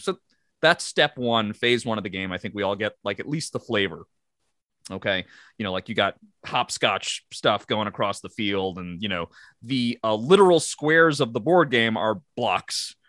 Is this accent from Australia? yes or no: no; Long Island, New York, United States; we come from a background and a part of the country that says Mario